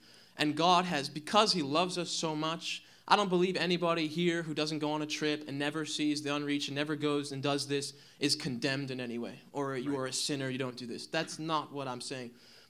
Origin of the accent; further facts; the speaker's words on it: New Jersey, United States; moved away; I'm from New Jersey.